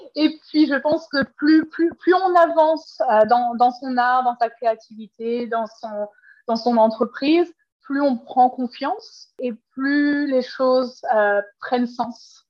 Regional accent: Paris region, Île-de-France, France; moved away as an adult; now in Vancouver, Canada; je suis originaire de la France et de la région parisienne

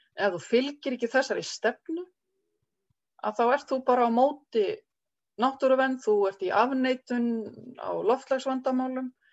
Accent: Reykjavík, Capital Region, Iceland; moved away as an adult; also born or lived in Skaftártunga; now in Kelduhverfi, Iceland; Ég er alveg upp í Euróbriðoltinu í Reykjavík

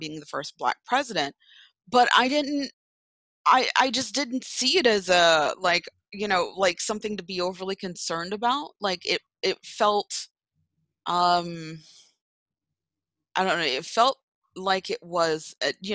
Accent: Jamaica; now in United States; growing up in Jamaica

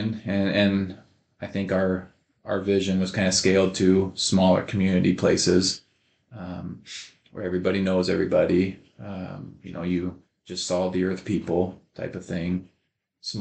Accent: Odell, Nebraska, United States; also born or lived in Beatrice, Nebraska; now in McCool Junction, United States; growing up in Odell, Nebraska

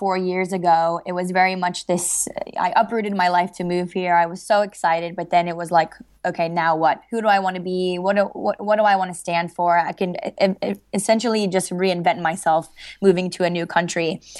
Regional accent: Miami, Florida, United States; So I grew up in Miami, and my parents got divorced when I was about 7

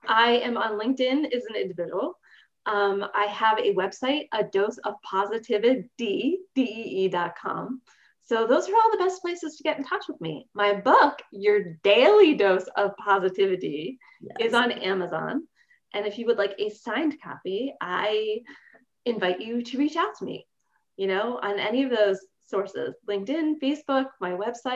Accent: Baltimore, Maryland, United States; I was born in Baltimore, Maryland

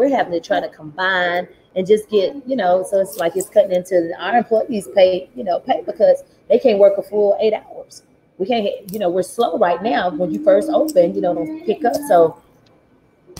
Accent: Dallas, Texas, United States; I'm from Oak Cliff, Texas

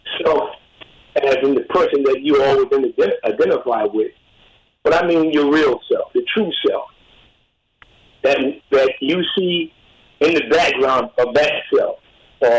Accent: Albany, New York, United States; I grew up in Albany, New York, early on

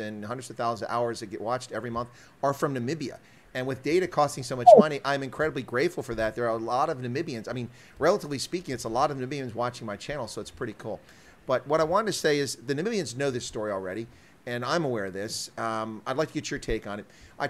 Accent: United States; even though I'm an American.

